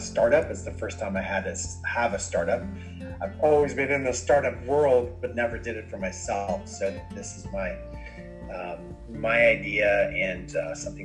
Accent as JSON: {"language": "English", "town": "Dublin", "region": "Leinster", "country": "Ireland", "moved": "yes", "said": "I'm originally from Dublin, Ireland"}